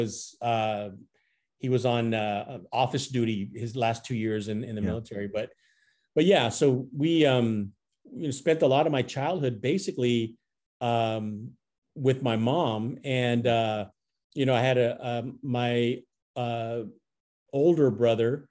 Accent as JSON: {"language": "English", "area": "San Francisco Bay Area", "region": "California", "country": "United States", "tie": "born or raised there", "also_born_or_lived": "San Diego, California", "lives_now": "Roseville, United States", "said": "I was born in San Diego, then moved up to the San Francisco Bay Area, lived in the San Francisco Bay Area, was raised there"}